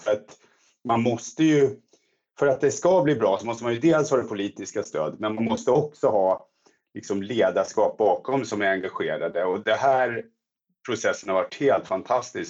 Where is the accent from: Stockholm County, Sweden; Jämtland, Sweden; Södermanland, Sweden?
Stockholm County, Sweden; Stockholm area; moved away as an adult; now in Växjö, Sweden; Jag, jag är ju uppvuxen i Stockholmstrakten och kom hit då för ett antal år sedan